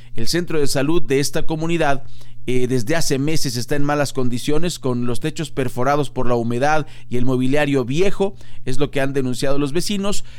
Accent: Mexico; nosotros como mexicanos

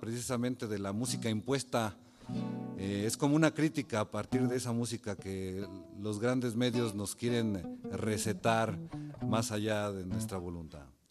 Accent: Mexico City, Mexico; moved away as an adult; yo soy originario de la Ciudad de México

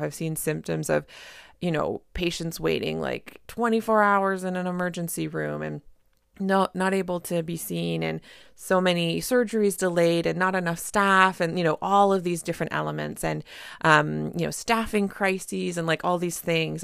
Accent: Canada; I'm a Canadian family physician

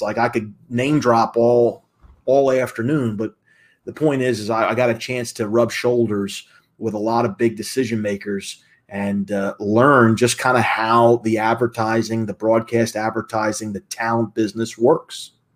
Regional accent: Atlanta, Georgia, United States; moved away as an adult; also born or lived in Philadelphia, Pennsylvania; At a young age, though, I moved down to Atlanta, Georgia, just outside of Atlanta, and basically grew up there, second grade till I graduated high school

